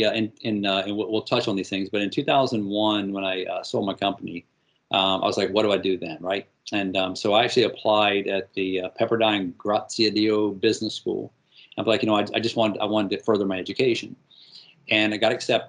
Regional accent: North Carolina, United States; I grew up in the South, grew up in North Carolina, huge Tar Heel

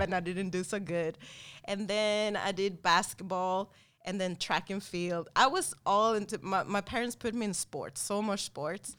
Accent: Sweden; moved away; we grew up and born and raised in Sweden

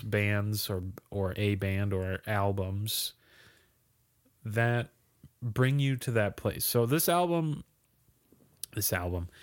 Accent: Minnesota, United States; we're both from Minnesota.

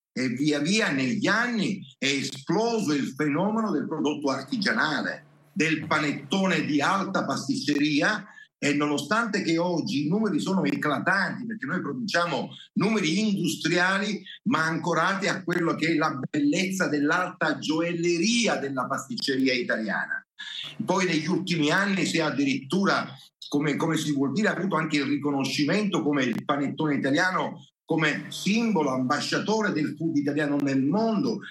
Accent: Castelbuono, Sicily, Italy; noi siamo in, in, un'area geografica, in una catena rocciosa, eh, sono le Madonie

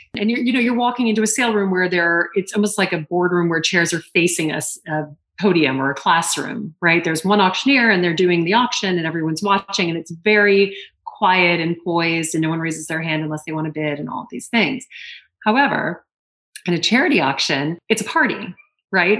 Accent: Lake Charles, Louisiana, United States; moved away as an adult; now in New York City, United States; I come from the South my mom is British

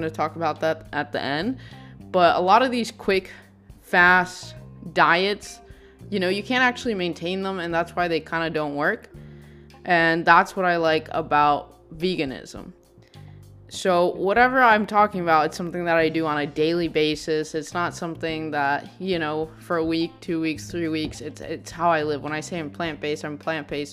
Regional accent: Texas, United States; I grew up in Texas

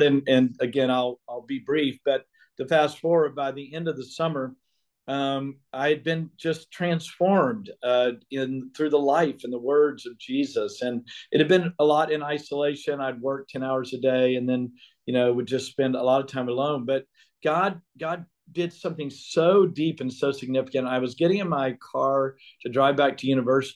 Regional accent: Beaumont, Texas, United States; where I grew up in Beaumont

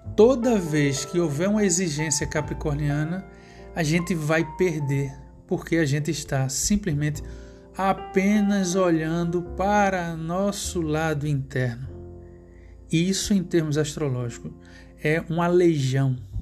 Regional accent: Pernambuco, Brazil; o estado de Pernambuco, que é onde eu nasci

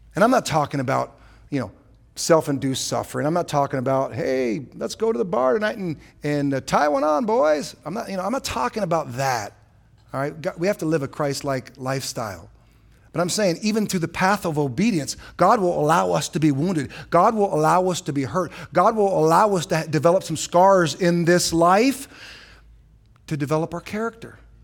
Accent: San Francisco, California, United States; also born or lived in Ohio; now in Surprise, United States; I was born in San Francisco

